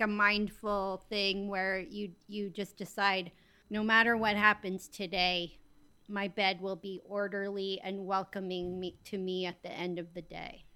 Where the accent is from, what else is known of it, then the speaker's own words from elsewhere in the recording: Bozeman, Montana, United States; I'm from Bozeman.